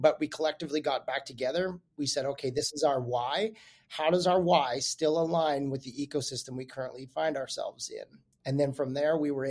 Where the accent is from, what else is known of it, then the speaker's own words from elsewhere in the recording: Calgary, Alberta, Canada; I'm from Calgary, Alberta originally